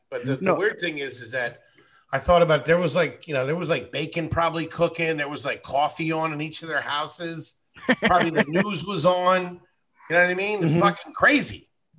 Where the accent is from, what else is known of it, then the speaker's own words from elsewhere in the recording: Wilkes-Barre, Pennsylvania, United States; now in New York, United States; I was born in Wilkes-Barre. It happened in, I think, a place called Plains, but I could be wrong. But I know it was close to Scranton and close to Wilkes-Barre.